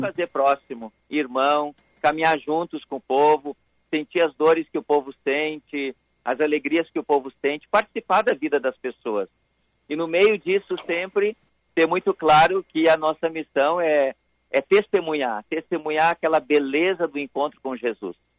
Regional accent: Sapucaia do Sul, Rio Grande do Sul, Brazil; eu sou de Sapucaia

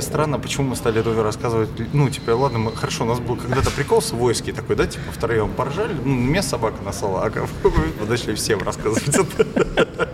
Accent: Pushkin, Saint Petersburg, Russia; я вообще из Питера, но я из Пушкина

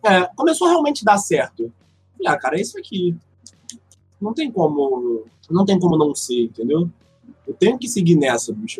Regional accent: Rio de Janeiro, Brazil; Sou do Rio

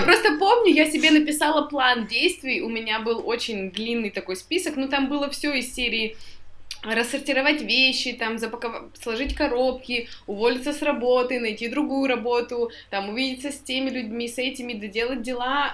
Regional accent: Tyumen, Tyumen Oblast, Russia; moved away as an adult; now in Moscow, Russia; я вообще тут родилась, э, там, там, тут, и жила 24 года в Тюмени.

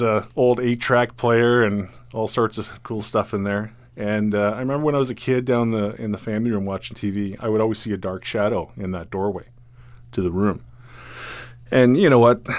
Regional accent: Caledon, Ontario, Canada; also born or lived in Rexdale, Toronto; my my parents moved up to Caledon

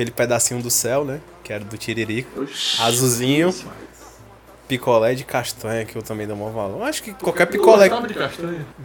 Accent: Icaraí, Brazil; Uma moreninha eu comia muito lá no Icaraí. Lá no, no, tem um condomínio, né? Que eu cresci lá no Icaraí. Na minha, todas as minhas férias eu ia pra lá.

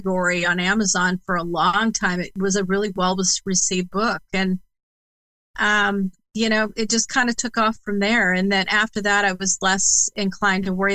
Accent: Indiana, United States; also born or lived in Massachusetts; bringing me from Massachusetts to Indiana, which is my home state

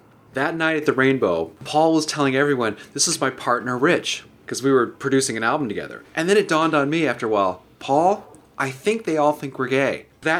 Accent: Kyiv, Ukraine; Oh, I am from Kiev. I originally come from Ukraine, as you know, buddy.

